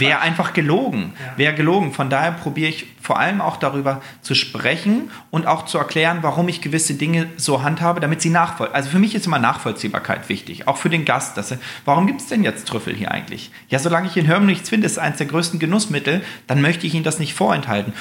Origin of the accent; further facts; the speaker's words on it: Göttingen, Lower Saxony, Germany; now in Sylt, Germany; Also ich, ich komme aus Göttingen